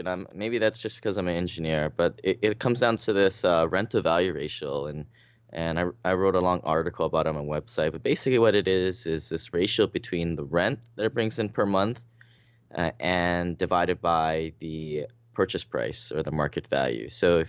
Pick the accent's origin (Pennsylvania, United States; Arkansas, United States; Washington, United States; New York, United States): Washington, United States; Seattle; I mean, I came from Seattle